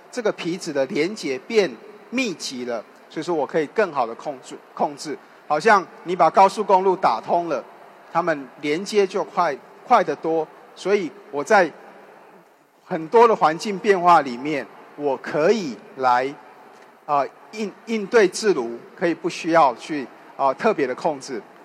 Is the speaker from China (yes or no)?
no; Taiwan; accent: Taiwanese; 就像我讲话可能有点台湾的口音一样